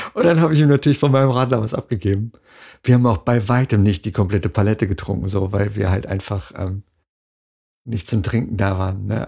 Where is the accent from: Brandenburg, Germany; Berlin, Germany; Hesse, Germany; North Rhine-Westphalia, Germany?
North Rhine-Westphalia, Germany; Dortmund; Ruhrpott, ne, Dortmund, da die Ecke